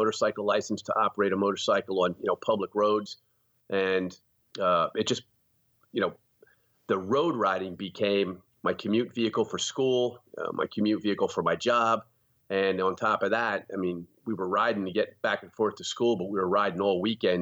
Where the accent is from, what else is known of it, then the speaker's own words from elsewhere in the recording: hard coal region of Pennsylvania, United States; also born or lived in Easton, Pennsylvania; I grew up in a rural area in the hard coal region of Pennsylvania